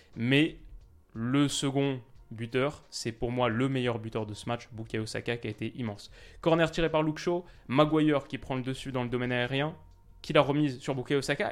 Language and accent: French; France; en tant que Français